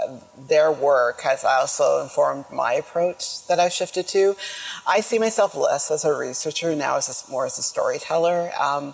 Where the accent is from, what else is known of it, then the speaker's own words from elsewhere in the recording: Jamaica; I am Jamaican